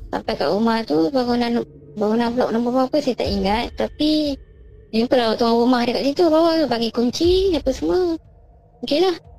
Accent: Perak, Malaysia; Saya daripada Perak.

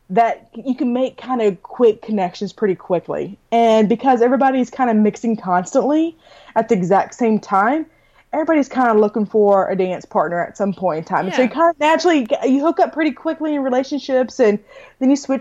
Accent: Arkansas, United States; also born or lived in New Braunfels, Texas; now in College Station, United States; my hometown in Arkansas

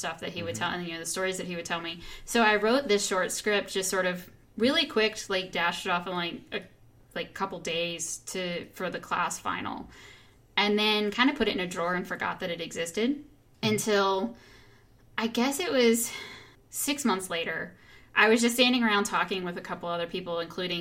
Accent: Pulaski, United States; now in Northern Virginia, United States; we went back to my hometown

